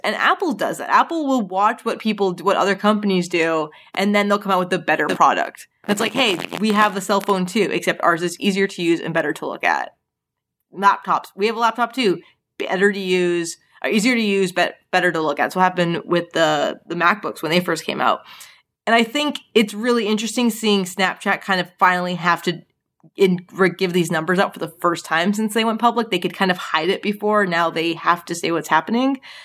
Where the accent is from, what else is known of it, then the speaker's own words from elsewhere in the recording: Canada; growing up in Canada